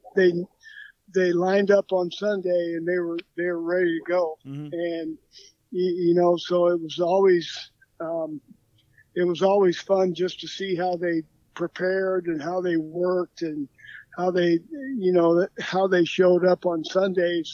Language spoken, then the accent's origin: English; Evansville, Indiana, United States; moved away as an adult; also born or lived in Illinois / Minnesota; born and raised in Evansville, Indiana